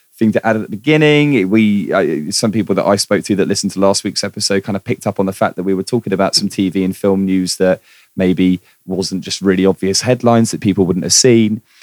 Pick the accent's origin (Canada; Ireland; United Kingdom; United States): United Kingdom; as a Brit